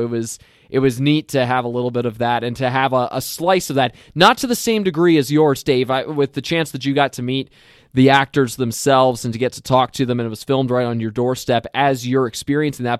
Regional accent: Lancaster County, Pennsylvania, United States; moved away; also born or lived in Minnesota; I come from Pennsylvania and that I'm from the Lancaster County area

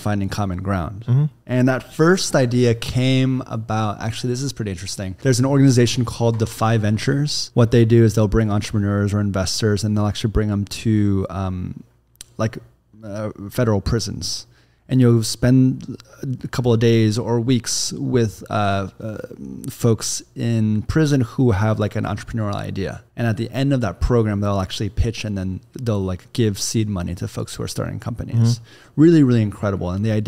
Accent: Kansas, United States; also born or lived in New York; now in Los Angeles, United States; I'm from Kansas, very, very Bible Belt, relatively red state. We live in LA now

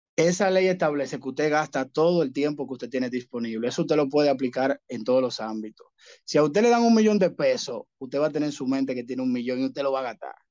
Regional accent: Dominican Republic; aquí en mi país

